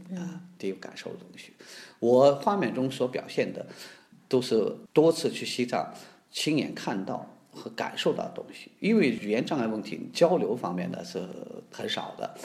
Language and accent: Chinese; near Dunhuang, the Northwest, Gansu, China; 我呢出生在大西北，离世界艺术的之都吧，也可以说是另外一个地方，就是敦煌的非常接近